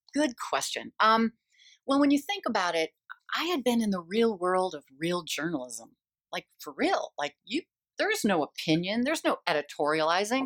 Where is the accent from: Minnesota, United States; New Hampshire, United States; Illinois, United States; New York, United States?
Minnesota, United States; Eden Prairie; moved away as an adult; also born or lived in Boston / Scottsdale; now in Phoenix, United States; growing up in Eden Prairie, um, I'm the youngest of six kids